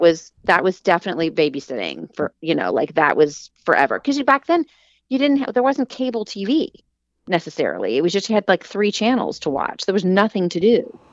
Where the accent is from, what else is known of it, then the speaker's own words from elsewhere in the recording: Huntington, West Virginia, United States; I grew up in the Enslow Park neighborhood, and when I was old enough, I could walk to Heck's